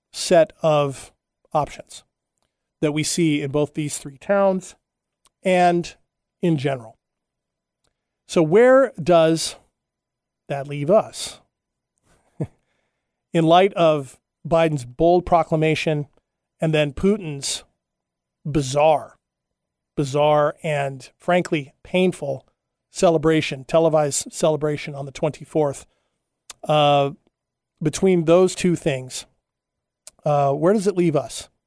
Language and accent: English; Huntington Beach, California, United States; also born or lived in Hawaii; when I was a kid, uh, growing up in Huntington Beach, California, Surf City, U S